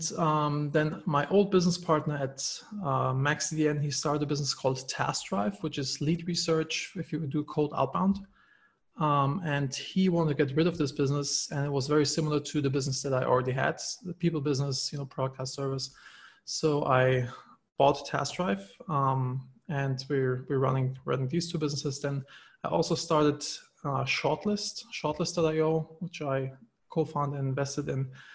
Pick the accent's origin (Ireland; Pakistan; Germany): Germany; moved away as an adult; now in United States; I'm originally from Germany